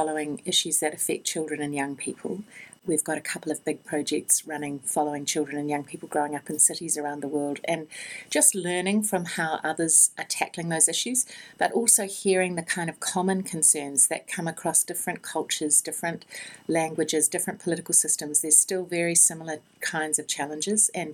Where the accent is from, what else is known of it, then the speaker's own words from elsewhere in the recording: New Zealand; I'm a New Zealander